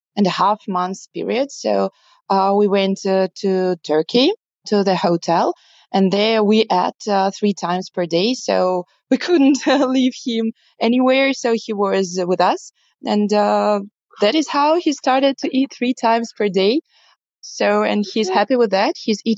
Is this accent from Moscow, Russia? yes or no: yes; Moscow, Russia; I'm from Russia, Moscow.